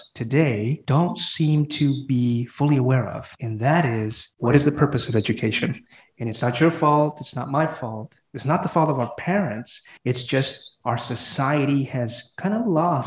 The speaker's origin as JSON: {"language": "English", "country": "Honduras", "moved": "yes", "lives_now": "Fort Worth, United States", "said": "I'm from Honduras."}